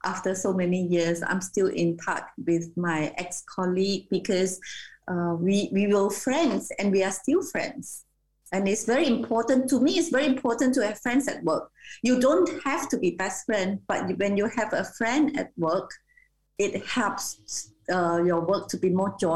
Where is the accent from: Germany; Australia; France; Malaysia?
Malaysia; I'm Malaysian